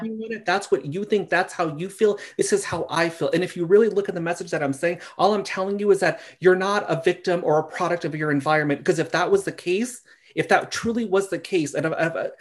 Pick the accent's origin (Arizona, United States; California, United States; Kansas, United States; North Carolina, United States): California, United States; Simi Valley; I lived in Simi Valley. I don't know if you're familiar with that. I grew up here.